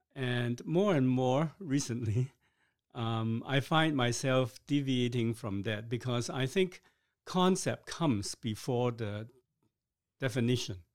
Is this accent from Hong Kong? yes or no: yes; Hong Kong; now in Canada; I was born in Hong Kong